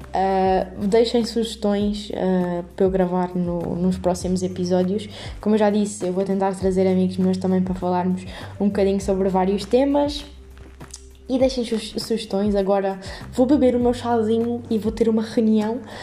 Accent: Montemor-o-Novo, Alentejo, Portugal; moved away as an adult; now in Lisbon, Portugal; sou de Montemoro Novo, uh, para caso não saibam, é no distrito de Évora, uh, e de alentejana

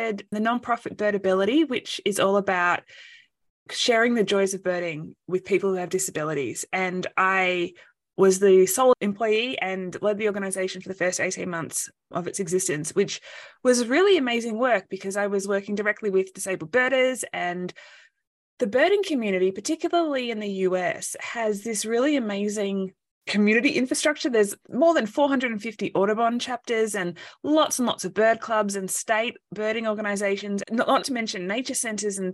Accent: Australia; moved away as an adult; now in United States; I'm originally from Australia, but I fell in love with an American soldier. And so I've been living in the US for the last few years

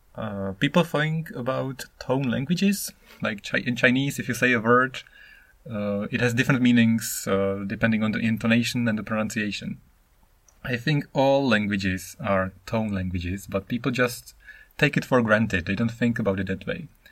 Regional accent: Czechia; English is a second language; moved away as an adult; now in Japan; I am Czech. I am from the Czech Republic, which is now called Czechia

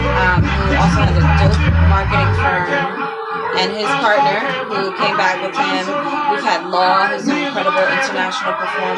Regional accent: New York City, New York, United States; I'm actually from Lower Manhattan.

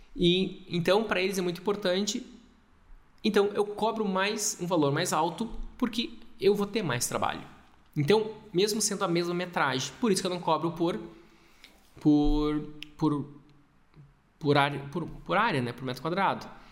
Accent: Gaúcho, Rio Grande do Sul, Brazil; Eu sou gaúcho

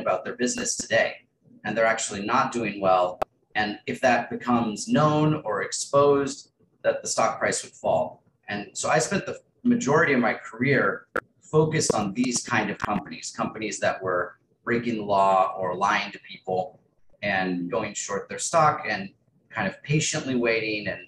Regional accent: Texas, United States; also born or lived in Spain; I grew up in Texas

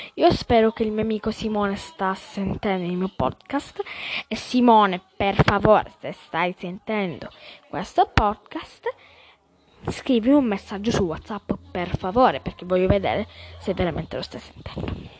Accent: Calabria, Italy; sono della Calabria.

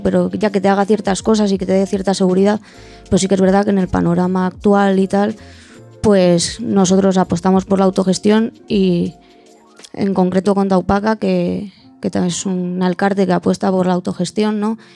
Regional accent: San Sebastián, Basque Country, Spain; de Donosti

